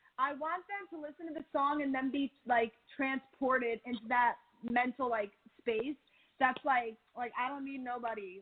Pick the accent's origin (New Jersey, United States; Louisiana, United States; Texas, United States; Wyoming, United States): New Jersey, United States; I'm from Jersey